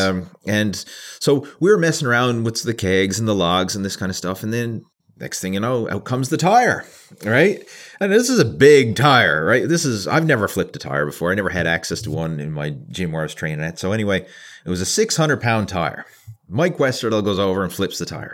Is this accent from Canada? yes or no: yes; Canada; being a Canadian